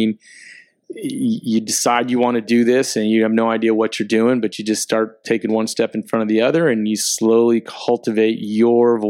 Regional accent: Miami, Florida, United States; moved away as an adult; being back in Miami, my hometown

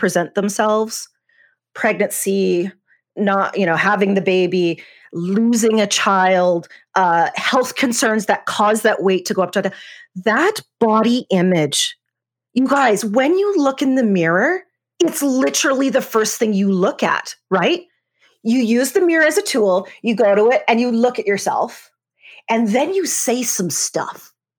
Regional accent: Canada; I grew up in Canada, which is where I am now.

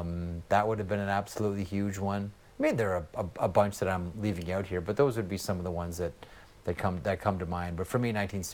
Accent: Canada; that's speaking as a Canadian.

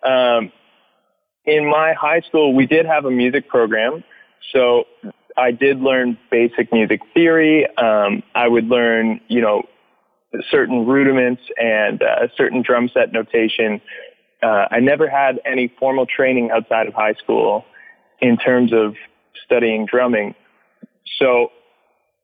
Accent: Pickering, Ontario, Canada; also born or lived in Toronto / Los Angeles; When I was a kid growing up in Pickering, which was a town just outside of Toronto

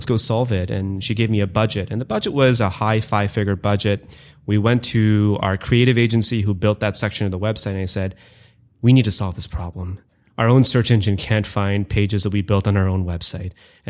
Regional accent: India; also born or lived in Canada; So most of my life, I grew up in India and I spent about ages 1 through 4 in Canada. I went back to India and kind of did sort of the baseball diamond of India in terms of growing up in Calcutta, Delhi, Bombay, and Bangalore.

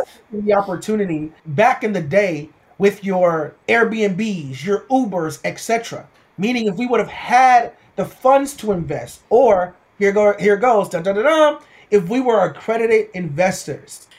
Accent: Houston, Texas, United States; I'm originally from Houston, Texas, born and raised in Houston, Texas

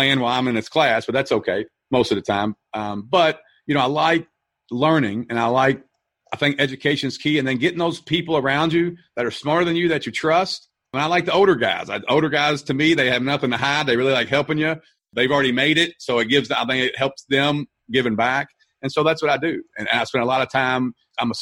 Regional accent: Louisville, Kentucky, United States; I'm from Louisville, Kentucky

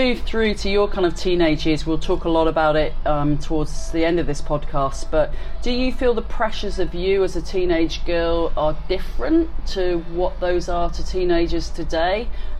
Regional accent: India; born there; also born or lived in Malta; So I was born in India and lived in Malta.

